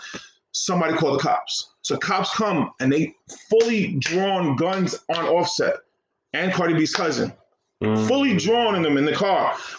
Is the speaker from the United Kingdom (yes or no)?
no; Nigeria; Yeah. I'm from Nigeria.